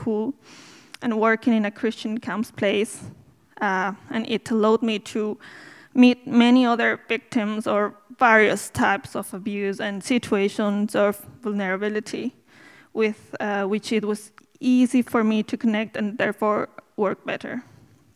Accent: Bolivia; English is a second language; now in Dublin, Ireland; I'm from Bolivia, in South America.

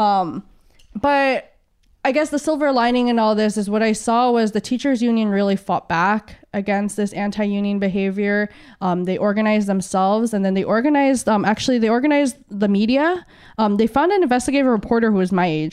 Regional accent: San Diego, California, United States; moved away as an adult; also born or lived in Philippines; now in Hawaii, United States; I grew up in San Diego. I was born in the Philippines, but my family immigrated to the States when, um, I was two.

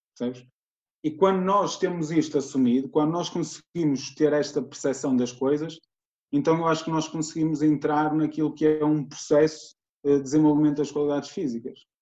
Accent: Guimarães, Norte, Portugal; tenho 28 anos, sou de Guimarães

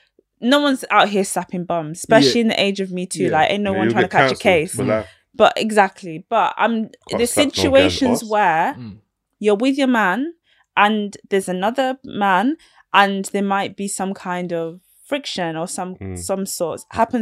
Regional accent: Yorkshire and the Humber, United Kingdom; now in London, United Kingdom; No, like near Sheffield.

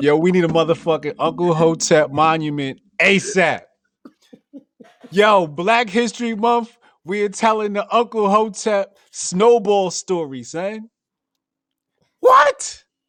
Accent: New Jersey, United States; I grew up in Jersey.

